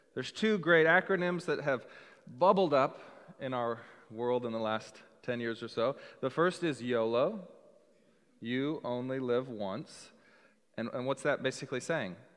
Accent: Seattle, Washington, United States; also born or lived in Texas; I'm from Seattle

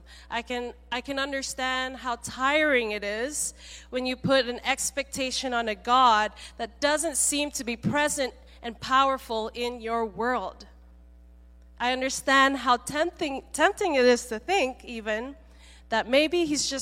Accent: Malaysia; now in Seattle, United States; I grew up mainly in Malaysia, coming here in to Seattle

